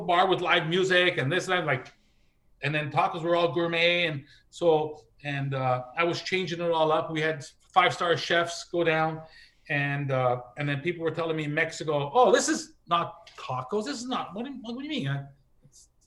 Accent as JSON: {"language": "English", "country": "Canada", "said": "I'm Canadian."}